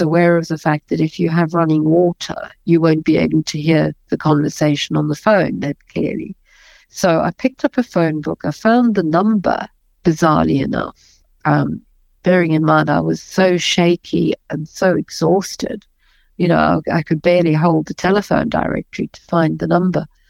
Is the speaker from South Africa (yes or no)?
yes; South Africa; moved away; I might be a white South African, but I'm as South African as anybody else